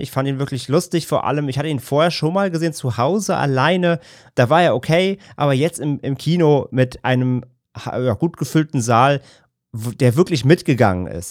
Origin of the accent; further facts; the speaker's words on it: Germany; als Deutsche